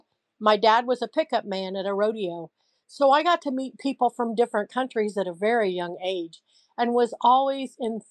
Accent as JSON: {"language": "English", "region": "Central Illinois", "country": "United States", "said": "I came from a poor farm family, but I came from Central Illinois in the USA"}